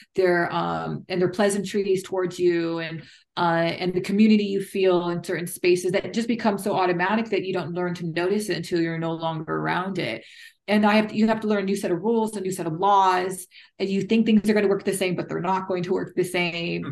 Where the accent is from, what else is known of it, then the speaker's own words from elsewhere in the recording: United States; moved away; also born or lived in United Kingdom; as an American